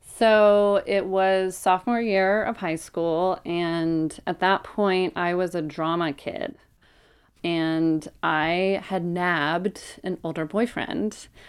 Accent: Oakland, California, United States; so I grew up in Oakland. Um, grew up in the hills over by the Oakland Zoo

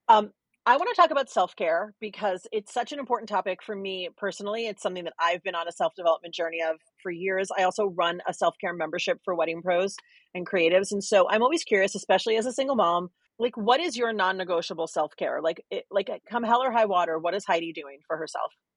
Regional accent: New York City, New York, United States; I'm from New York City

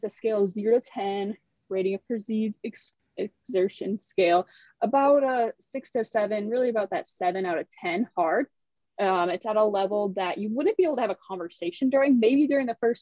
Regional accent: Kenosha, Wisconsin, United States; moved away; I'm originally from Kenosha, Wisconsin

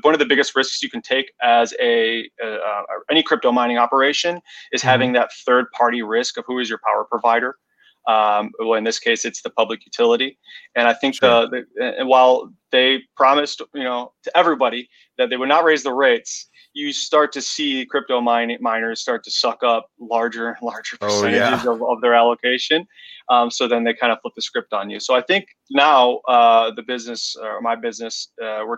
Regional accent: Chicago, Illinois, United States; also born or lived in Central Washington; I'm from Chicago, in the Chicago suburbs right now

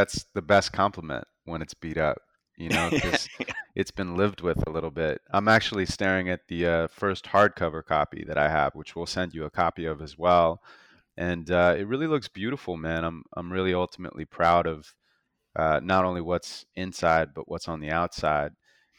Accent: Santa Monica, California, United States; So I was born and raised in Santa Monica

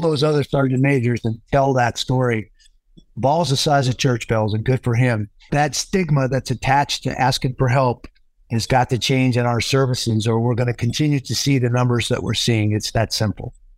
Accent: Pacific Northwest, Puget Sound, Washington, United States; moved away; also born or lived in Flagstaff; I grew up in the Pacific Northwest, right on the Puget Sound

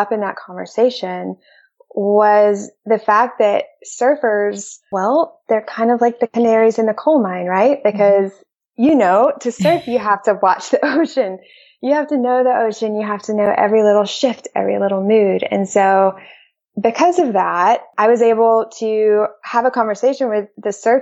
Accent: Alabama, United States; also born or lived in Chicago / Peru / Seattle, Washington; now in North Carolina, United States; I was born in Alabama. So grew up in the South

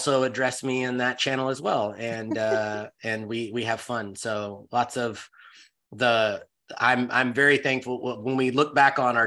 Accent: Texas, United States; I grew up in Texas

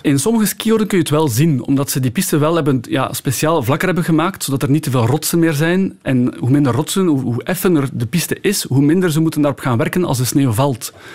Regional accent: Belgium; moved away as an adult; also born or lived in Val Thorens, France / Orelle, France; Ik ben jaren expat geweest, dus als Belg in het buitenland gaan wonen

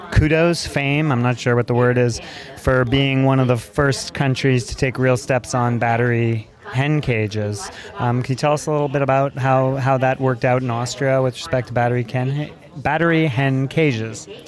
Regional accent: Montreal, Quebec, Canada; I grew up and lived in Montreal for 23 years

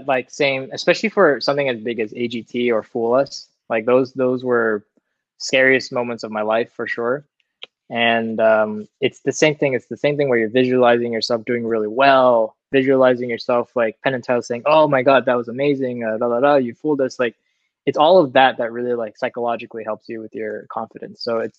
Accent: Singapore; also born or lived in Vancouver, Canada / Massachusetts, United States; Yeah. My parents are Singaporean. They were born in Singapore. They met in Singapore, then they moved to Vancouver for a little bit, had me and my older brother. moved back to Singapor

